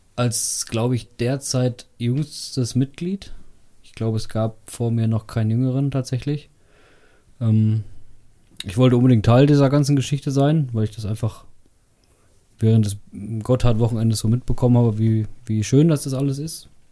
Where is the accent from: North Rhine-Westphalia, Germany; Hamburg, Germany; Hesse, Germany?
North Rhine-Westphalia, Germany; Bad Fredeburg; also born or lived in Meschede; ich komme äh, tatsächlich aus Bad Fredeburg. Bin ähm, hier zwar nicht geboren, aber aufgewachsen